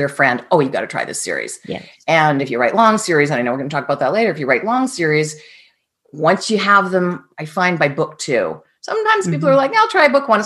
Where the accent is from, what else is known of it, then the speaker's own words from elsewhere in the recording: Canada; I'm Canadian